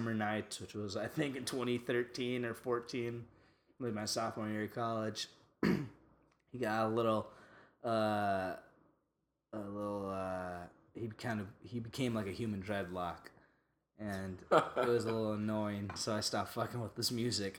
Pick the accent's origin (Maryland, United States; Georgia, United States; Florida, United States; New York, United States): New York, United States; we're from New York